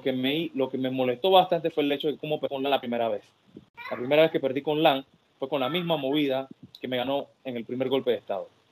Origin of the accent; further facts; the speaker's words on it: Panama; yo soy la franquicia de Panamá.